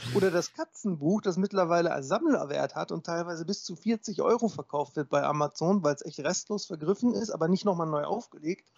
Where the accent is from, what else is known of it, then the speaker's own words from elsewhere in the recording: Wesel, North Rhine-Westphalia, Germany; meiner Geburtsstadt Wesel